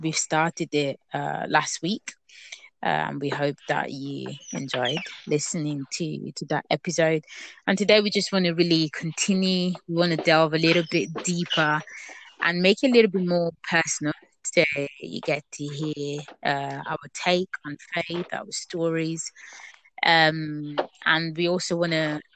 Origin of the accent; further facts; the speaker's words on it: Italy; moved away; growing up in Italy for most of my life, really, I used to go to a Catholic church